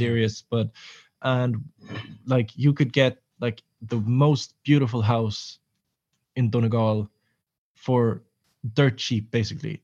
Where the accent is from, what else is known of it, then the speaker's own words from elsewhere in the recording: Nyköping, Södermanland, Sweden; moved away as an adult; also born or lived in Reykjavik, Iceland / Kalmar, Sweden / Malmö, Sweden; I moved back to Sweden, uh, to my hometown, Nyköping